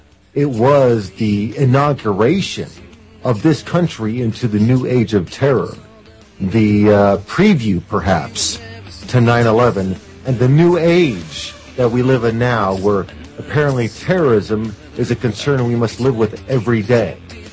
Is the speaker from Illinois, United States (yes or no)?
no; Oklahoma, United States; moved away; I am from Oklahoma, but I was not in the city when the bombing occurred